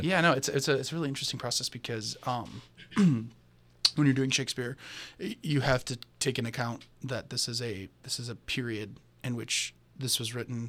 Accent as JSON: {"language": "English", "town": "Chicago", "region": "Illinois", "country": "United States", "said": "I'm from Chicago, uh, so me and Johnny are both Midwesterners"}